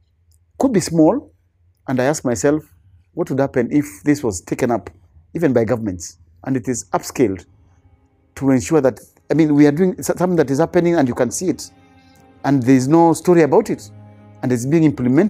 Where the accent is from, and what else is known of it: Kenya; English is a second language